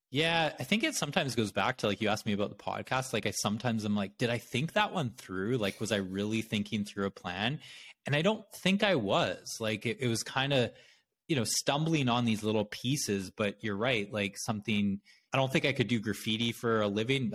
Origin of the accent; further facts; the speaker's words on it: Brandon, Manitoba, Canada; now in United States; I grew up in Canada in a small city in Manitoba called Brandon